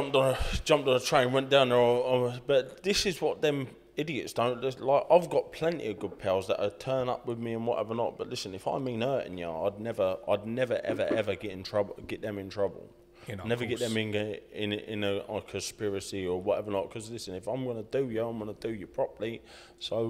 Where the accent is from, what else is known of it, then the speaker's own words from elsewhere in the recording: Hatfield, East of England, United Kingdom; I'm professional boxer from Hatfield, Hertfordshire